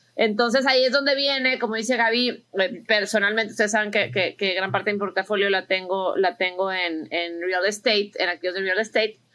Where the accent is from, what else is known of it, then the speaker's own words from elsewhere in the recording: Mexico; also born or lived in United States; soy mexicana, americana, invierto aquí, invierto allá